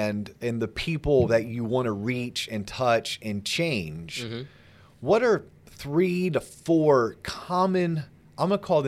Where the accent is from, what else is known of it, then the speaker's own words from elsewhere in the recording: Tennessee, United States; now in Austin, United States; really know if I like Austin, Texas, but I went to college here and I got my first job here, but maybe I'm originally from Tennessee and I have a feeling I may want to get back.